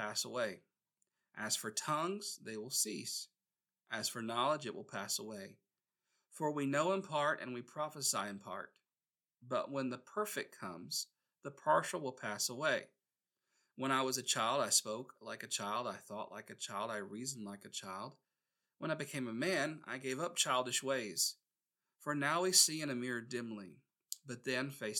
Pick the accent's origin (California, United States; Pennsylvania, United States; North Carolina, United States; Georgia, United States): North Carolina, United States; Gastonia; my hometown in Gastonia, North Carolina